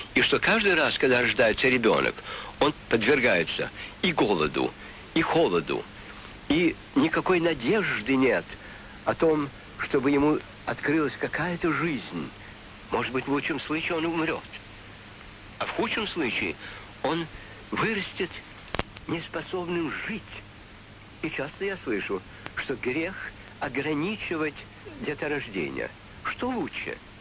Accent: Russia; у нас на родине

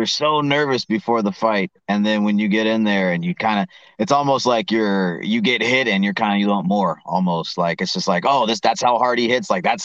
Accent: Arkansas, United States; I grew up in Arkansas

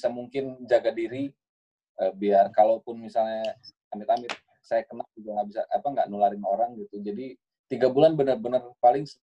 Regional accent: Bandung, West Java, Indonesia; born there; Saya lahir di Bandung 6 Desember 1985

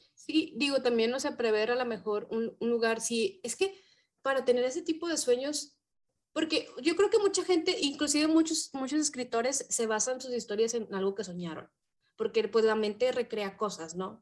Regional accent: Mexico; somos mexicanas

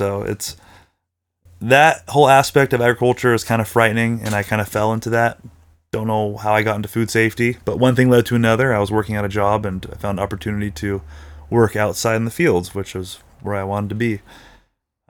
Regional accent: California, United States; I'm very Californian.

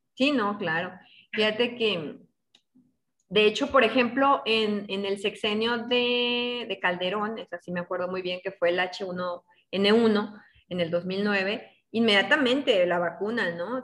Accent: northern Mexico, Mexico; estamos en el norte y así se habla.

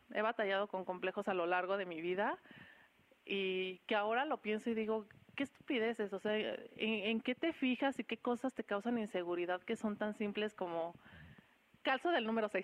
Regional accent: Querétaro, Mexico; also born or lived in Mexico City; soy orgullosamente chilanga, soy queretana y radico aquí desde los cinco años

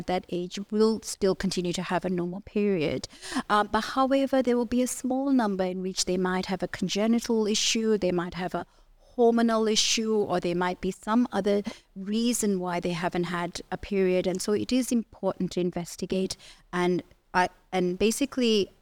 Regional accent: Nigeria; moved away as an adult; now in Australia; I grew up in Nigeria. So I did my medical degree there, and then I've done all my training in Australia

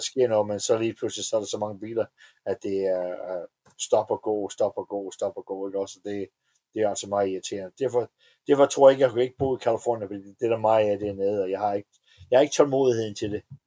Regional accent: Denmark; moved away as an adult; also born or lived in Atlanta, United States / Florida, United States; now in Las Vegas, United States; Danmark er mit hjem, og jeg er ja. stadigvæk dansk statsborger

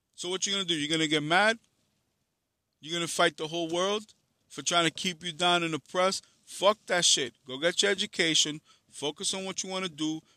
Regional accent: New York City, New York, United States; I'm from Harlem in the Bronx

